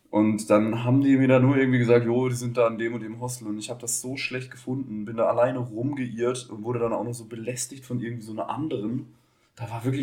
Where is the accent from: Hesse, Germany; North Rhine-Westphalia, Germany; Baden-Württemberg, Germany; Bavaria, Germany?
Baden-Württemberg, Germany; accent: Black Forest; von meinem tiefsten schwarzwälderischen Dialekt, den ich ja schon immer praktiziere